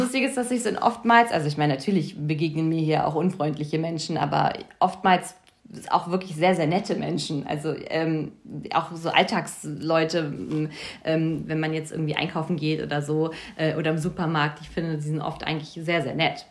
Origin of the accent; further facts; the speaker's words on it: Lübben, Brandenburg, Germany; moved away as an adult; also born or lived in Hamburg; now in Berlin, Germany; am Ende ist es natürlich schon meine Heimat gewesen. Ich meine, da habe ich ja die meiste Zeit meiner, meiner, meiste Zeit meiner Kindheit auch verbracht